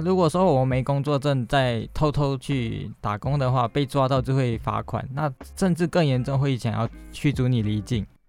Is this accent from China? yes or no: no; Malaysia; moved away as an adult; now in Taiwan; 我是来自马来西亚的